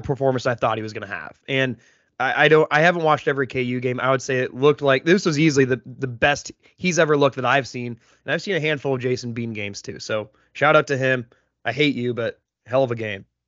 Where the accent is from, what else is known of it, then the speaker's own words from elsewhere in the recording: Iowa, United States; We live in Iowa or we're from Iowa